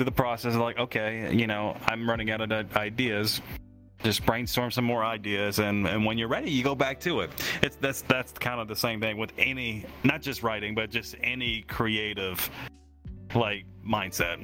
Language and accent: English; Tennessee, United States; my home state, which is Tennessee